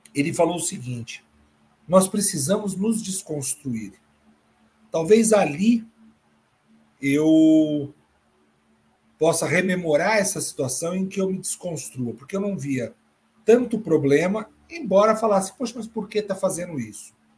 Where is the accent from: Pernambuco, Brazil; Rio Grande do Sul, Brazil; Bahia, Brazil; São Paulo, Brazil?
São Paulo, Brazil; Retorno a São Paulo, minha terra natal